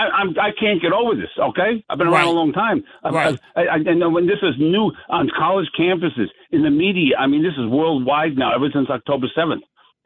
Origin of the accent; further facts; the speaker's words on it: New York, United States; I'm 76 years old. I'm a New Yorker.